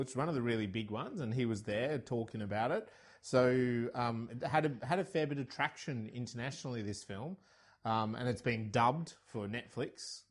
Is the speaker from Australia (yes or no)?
yes; Australia; I'm Australian